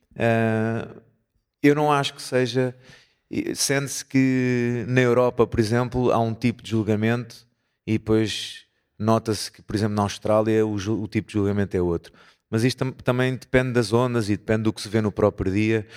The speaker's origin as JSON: {"language": "Portuguese", "town": "Porto", "region": "Norte", "country": "Portugal", "said": "somos do Porto"}